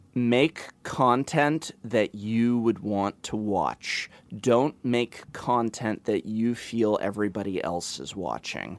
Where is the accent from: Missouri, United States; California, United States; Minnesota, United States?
California, United States; Los Angeles; moved away; you guys are in my hometown where I was born and raised